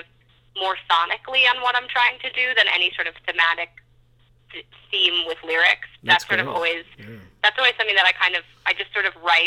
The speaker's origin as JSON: {"language": "English", "region": "New York", "country": "United States", "said": "I'm from New York, so fashion has been a huge part of my life."}